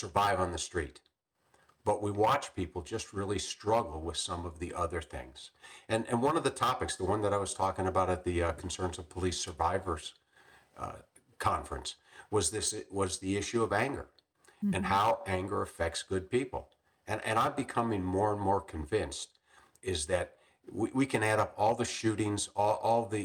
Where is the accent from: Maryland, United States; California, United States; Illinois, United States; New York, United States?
Illinois, United States; Chicago; moved away as an adult; also born or lived in Macomb, Illinois / Tucson, Arizona; I grew up in the Chicago area